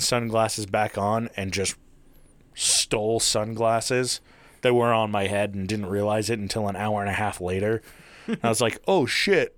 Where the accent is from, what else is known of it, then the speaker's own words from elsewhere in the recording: Utah, United States; also born or lived in Taylorsville, Utah; that's where I was born and raised until I was seven and then moved to small town shithole Utah